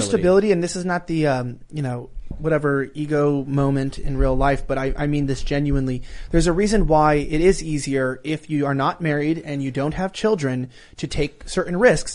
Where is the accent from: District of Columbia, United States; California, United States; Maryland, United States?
California, United States; moved away as an adult; I'm born and raised in California